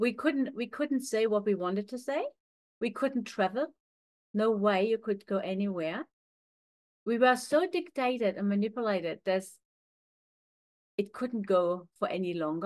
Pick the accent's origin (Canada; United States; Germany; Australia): Germany; East Germany; moved away; growing up in East Germany was like a boot camp.